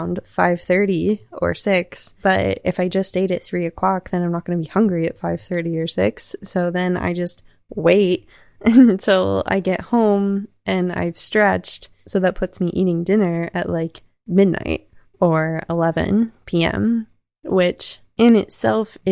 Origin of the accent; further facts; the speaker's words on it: the South, United States; I was raised in the South, not in religion, but around it